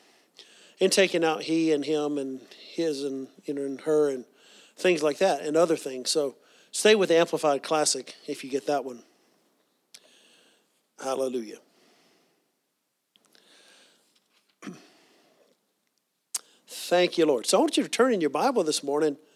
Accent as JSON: {"language": "English", "region": "the South", "country": "United States", "tie": "born or raised there", "said": "growing up in the South"}